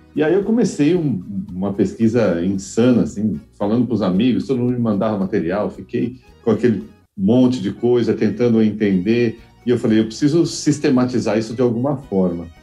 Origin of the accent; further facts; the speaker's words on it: Mogi das Cruzes, São Paulo, Brazil; now in São Paulo, Brazil; eu sou de Mogi das Cruzes aqui em São Paulo